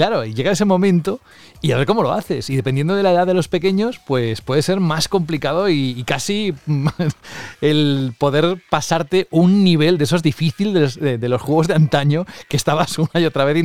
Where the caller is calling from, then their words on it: Valladolid, Castile and León, Spain; Hola, muy buenas a todos. Eh … de Valladolid